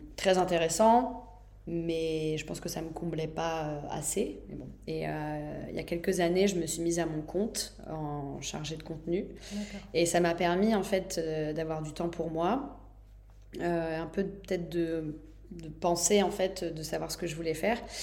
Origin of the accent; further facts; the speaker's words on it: Nantes, Pays de la Loire, France; moved away as an adult; also born or lived in Mexico; je suis née à Nantes, j'ai étudié ailleurs et après je suis partie habiter 7 ans au Mexique.